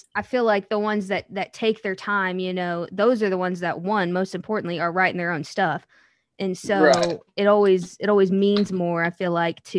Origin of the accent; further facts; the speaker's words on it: Missouri, United States; now in Nashville, United States; I'm from Missouri, so growing up, we would always go to Kane's and check out shows.